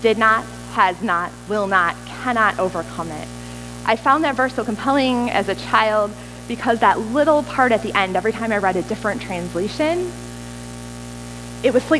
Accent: United States; I'm American

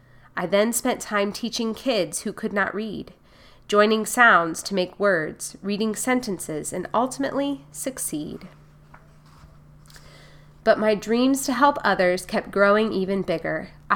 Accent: Durham, North Carolina, United States; also born or lived in Baltimore; I was born in Baltimore, Maryland, to very loving parents. Auntie Pauline adopted me because of my mom and dad's ailments. In Durham, North Carolina, Auntie Pauline was a school teacher.

